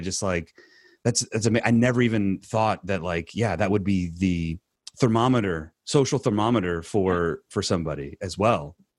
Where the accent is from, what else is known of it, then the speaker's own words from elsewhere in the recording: California, United States; we're from California